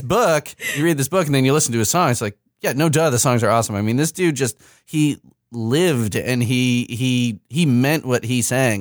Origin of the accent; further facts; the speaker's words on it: Chicago suburbs, Illinois, United States; moved away as an adult; now in Indiana, United States; I am from the Midwest, but I grew up in the Chicago suburbs